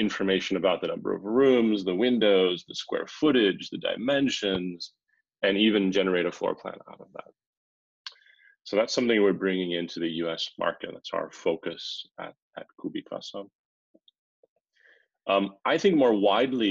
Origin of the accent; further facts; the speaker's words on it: Finland; we're actually from Finland